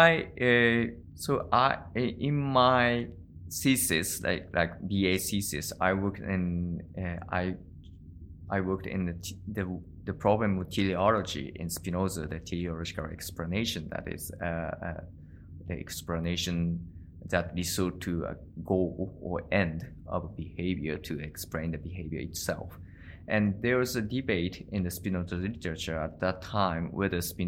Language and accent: English; Tokyo, Japan; moved away as an adult; also born or lived in Indiana, United States / Kobe, Japan; now in Kyoto, Japan; I was born in Tokyo. So I came to Kyoto when so I was 19 years old